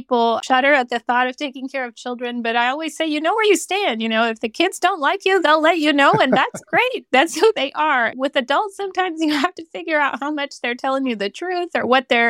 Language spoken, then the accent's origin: English; Honduras; also born or lived in Central America / Caribbean; Yeah, I always say I have this really fun family history because I grew up in Honduras in Central America. And because of my father's work, we moved around Central America and the Caribbean.